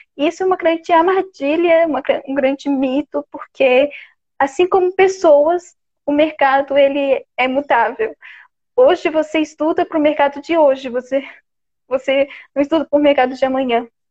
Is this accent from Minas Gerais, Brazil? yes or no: no; Florianópolis, Santa Catarina, Brazil; eu sou de Floripa mesmo. O sotaque é uma característica minha que acho que eu vou morrer e nunca vou saber de onde veio